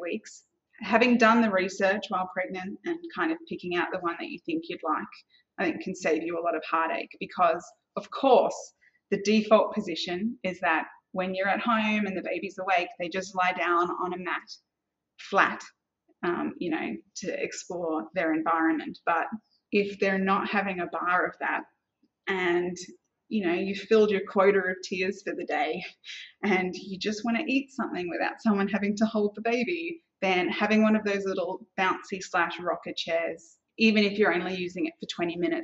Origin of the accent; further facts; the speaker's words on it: Australia; now in Singapore; And so I'm Australian. Coming from Australia